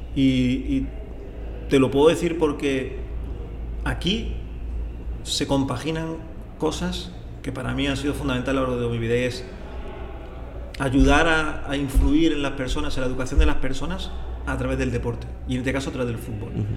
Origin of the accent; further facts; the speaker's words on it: a small village near Granada, Andalusia, Spain; moved away; yo nazco en un pueblo pequeñito de cerca de la ciudad de Granada, está en el sur de España